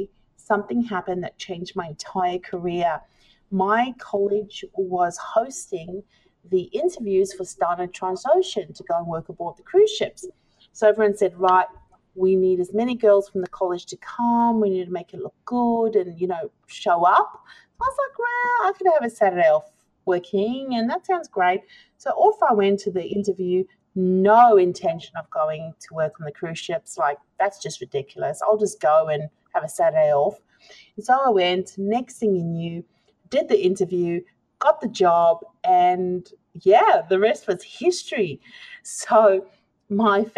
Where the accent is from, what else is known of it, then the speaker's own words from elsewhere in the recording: South Africa; moved away as an adult; I am from South Africa originally.